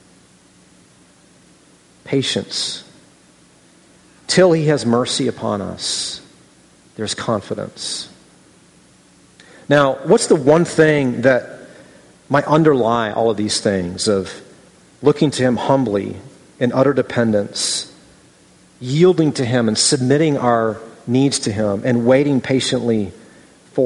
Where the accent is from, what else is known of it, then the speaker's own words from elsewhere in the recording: Midwest, United States; moved away; also born or lived in Southern California; I grew up in the Midwest, and I was in Southern California